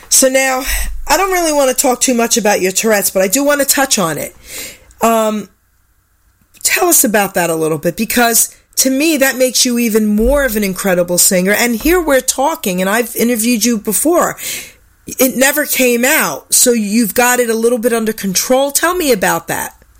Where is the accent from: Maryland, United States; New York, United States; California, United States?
New York, United States; I'm from New York